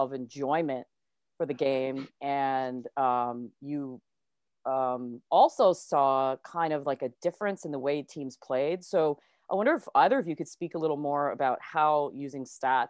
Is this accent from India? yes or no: no; Canada; growing up in Canada